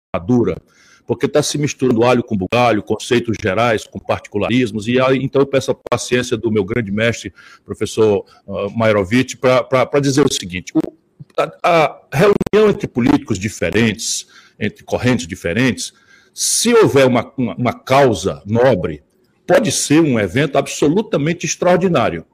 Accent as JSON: {"language": "Portuguese", "town": "Pindamonhangaba", "region": "São Paulo", "country": "Brazil", "tie": "born or raised there", "said": "eu e o Alckmin nascemos em Pindamonhangaba e viemos à luz pela mão do mesmo médico parteiro"}